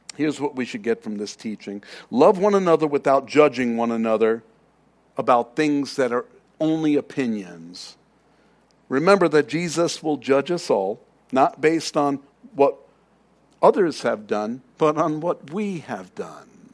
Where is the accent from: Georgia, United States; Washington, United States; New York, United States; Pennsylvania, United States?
New York, United States; New York City; now in Arizona, United States; I'm from Queens, if you didn't know. Uh, I'm from New York.